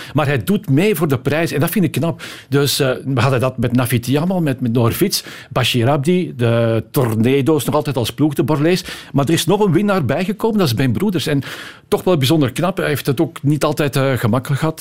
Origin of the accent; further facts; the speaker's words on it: Antwerp, Flanders, Belgium; Ik ben van Antwerpen